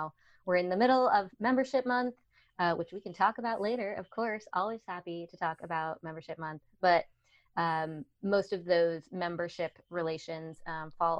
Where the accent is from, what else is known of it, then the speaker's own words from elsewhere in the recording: Colorado, United States; also born or lived in Washington State; I'm a Coloradan through and through. I've lived all over Colorado